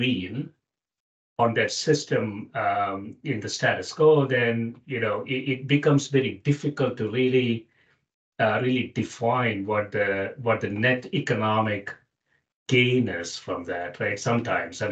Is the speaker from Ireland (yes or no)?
no; South India, India; I grew up in South India, which is almost tropical area